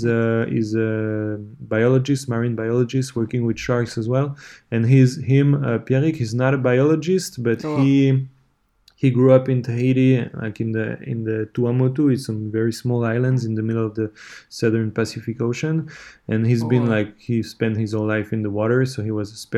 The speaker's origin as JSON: {"language": "English", "country": "Switzerland", "said": "I'm from Switzerland"}